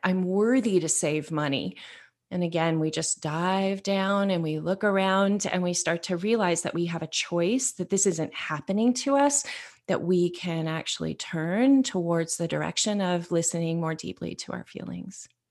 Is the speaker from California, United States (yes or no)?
yes; Northern California, United States; I grew up in Northern California